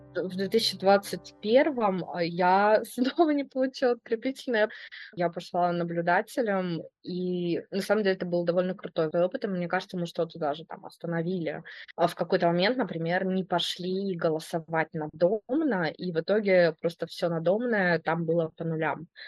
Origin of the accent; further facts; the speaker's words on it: Belgorod, Belgorod Oblast, Russia; moved away as an adult; also born or lived in Saint Petersburg; я родилась и выросла в Белгороде